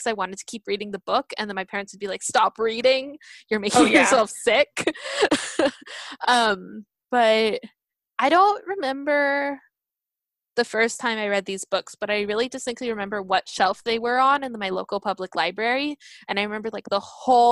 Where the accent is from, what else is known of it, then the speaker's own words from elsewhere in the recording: United States; I'm Japanese American